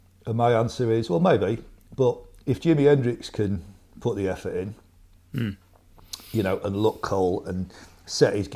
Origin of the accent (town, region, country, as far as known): Scarborough, Yorkshire and the Humber, United Kingdom; moved away; also born or lived in London